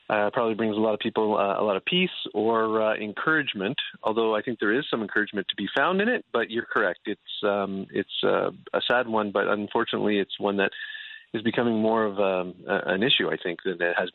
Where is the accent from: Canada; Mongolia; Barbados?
Canada; now in United States; well, I haven't had to shovel my driveway since I've been here, and I'm originally from Canada.